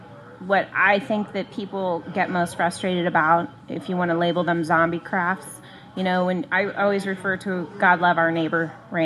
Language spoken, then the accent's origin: English; Midwest, United States; now in Arizona, United States; growing up in the Midwest and where there were breweries all over the place